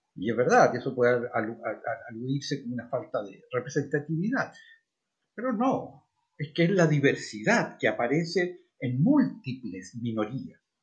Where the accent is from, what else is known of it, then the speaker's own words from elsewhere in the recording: Chile; Los chilenos somos todos lo mismo, somos todos chilenos